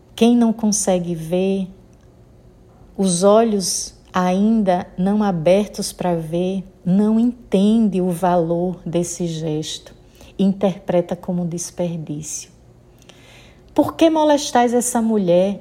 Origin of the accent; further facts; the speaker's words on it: Sergipe, Brazil; accent: nordestina (Northeastern Brazilian); now in Maceió, Brazil; pelo meu sotaque percebe que sou nordestina. Falo aqui de Maceió, Alagoas. Sou sergipana, mas já vivendo aqui nas terras alagoanas há 28 anos.